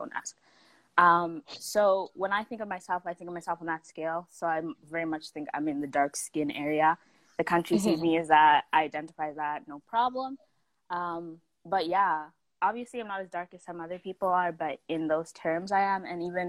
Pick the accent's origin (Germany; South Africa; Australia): South Africa; born there; So I was born in South Africa, my mom's from Zim, my dad's from Malawi, so you know, we got some mix in there